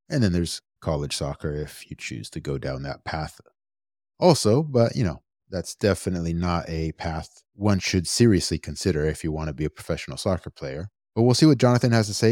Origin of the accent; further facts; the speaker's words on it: United States; I was born and raised here in the United States